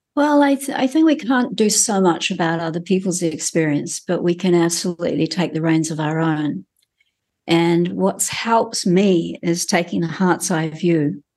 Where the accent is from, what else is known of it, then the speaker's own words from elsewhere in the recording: New Zealand; as a Kiwi who's grown up in this country